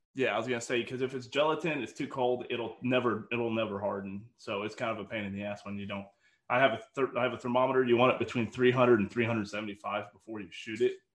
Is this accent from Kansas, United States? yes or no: yes; Kansas, United States; I'm from Kansas